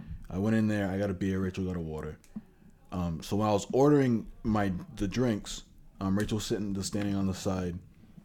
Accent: Rhode Island, United States

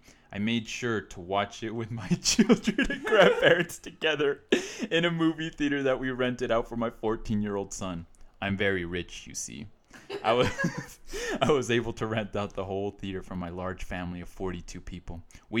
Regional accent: Utah, United States; It's art. This is art. We're from Utah.

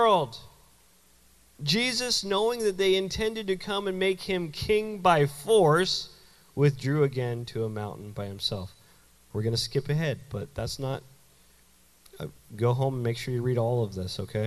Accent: Canada; also born or lived in Florida; now in United States; I'm not a Yankee. I'm from Canada originally.

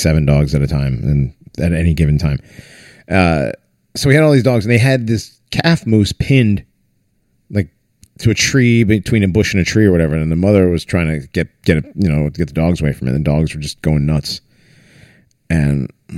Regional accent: Northeast, United States; also born or lived in Maine; I'm from the Northeast.

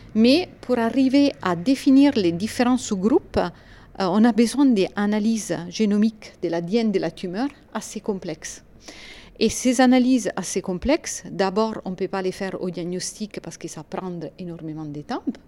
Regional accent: Italy; accent: Italian; French is a second language; moved away as an adult; now in France; je suis italienne. Ça c'est clair de l'accent

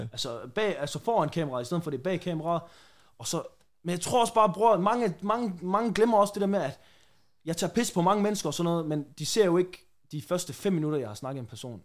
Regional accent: Randers, Central Denmark Region, Denmark; moved away as an adult; now in Aarhus, Denmark; jeg er egentlig bare vokset op i et stille og roligt område i Randers

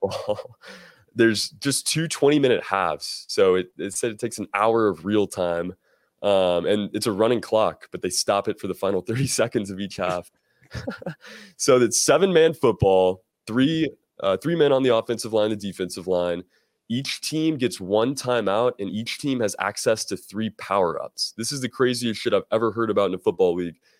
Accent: Greenville, South Carolina, United States; in my hometown, Greenville, South Carolina

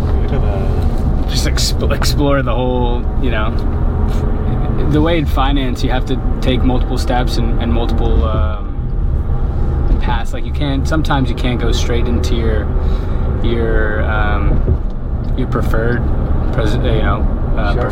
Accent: New York, United States; moved away as an adult; now in Miami, United States; I'm from New York

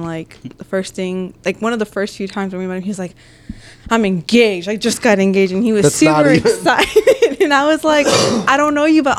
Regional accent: Charlotte, North Carolina, United States; I'm from North Carolina. Charlotte, North Carolina.

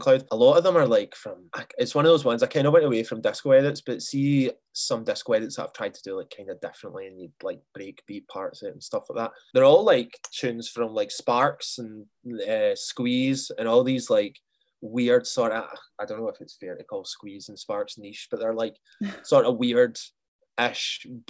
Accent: Bellshill, Scotland, United Kingdom; moved away as an adult; also born or lived in Aberdeen; now in Glasgow, United Kingdom; I'm originally from, see, if you keep going east of Glasgow, there's a place called Bells Hill

